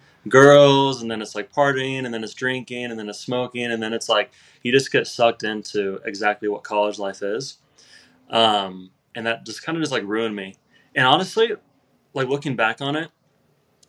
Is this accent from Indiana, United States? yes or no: yes; Indiana, United States; I'm from Indiana.